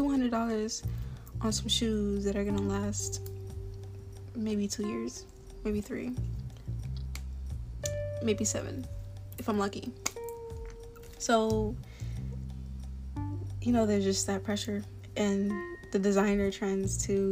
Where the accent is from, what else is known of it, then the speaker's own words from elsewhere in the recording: Florida, United States; I was raised around African-Americans, especially in Florida.